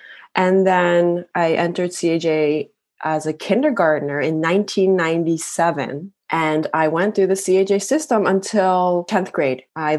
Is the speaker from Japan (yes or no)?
yes; Japan; also born or lived in Boston, United States; I am half Japanese, half American. I was a missionary kid and I grew up in Japan.